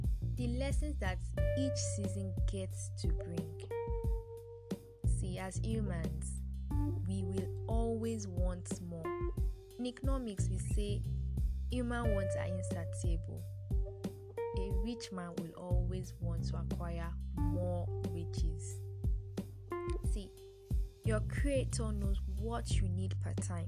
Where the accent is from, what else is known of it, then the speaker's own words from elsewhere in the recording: Nigeria; as a Nigerian graduate waiting to serve